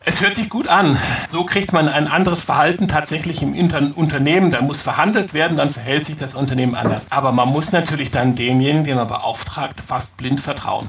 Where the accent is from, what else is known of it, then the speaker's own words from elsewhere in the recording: Rhineland, Germany; ich komme aus dem Rheinland